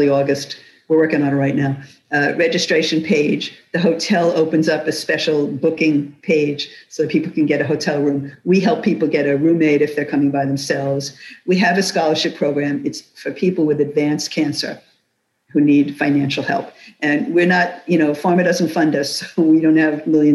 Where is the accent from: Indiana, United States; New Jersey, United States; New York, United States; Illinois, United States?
New York, United States; New York City; now in Florida, United States; I was born and raised in New York City